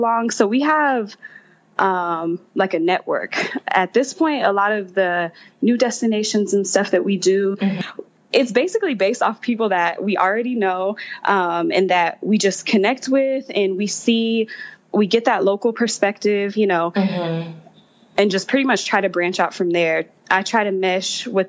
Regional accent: Texas, United States; I'm from Texas

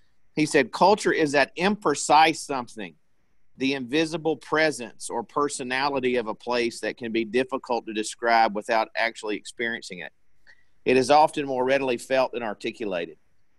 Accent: Meridian, Mississippi, United States; now in Waco, United States; I grew up in Meridian, Mississippi.

